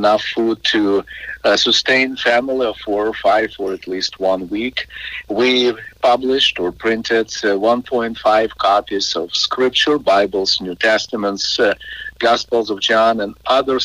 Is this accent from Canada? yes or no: no; Ukraine; now in United States; Ukraine is my home country. I was born, raised there, still have family there